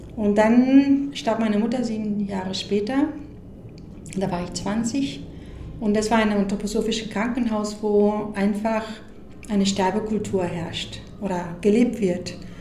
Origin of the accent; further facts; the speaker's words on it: Mexico; moved away; also born or lived in United States; ich bin in Mexiko aufgewachsen, obwohl ich Amerikanerin bin